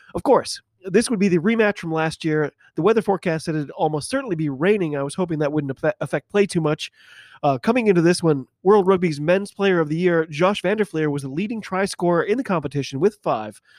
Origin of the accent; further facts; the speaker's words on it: United States; I'm an American rugby fan